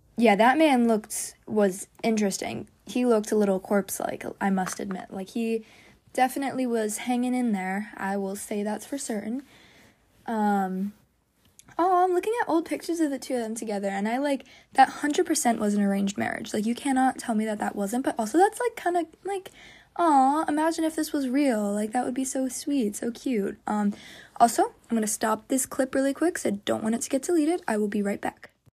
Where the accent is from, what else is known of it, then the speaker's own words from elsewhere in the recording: United States; I was just anything but American